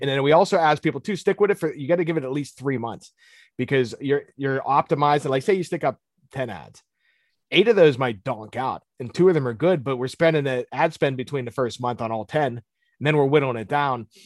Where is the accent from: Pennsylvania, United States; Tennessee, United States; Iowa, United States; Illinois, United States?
Pennsylvania, United States; Pittsburgh; I'm born and raised in Pittsburgh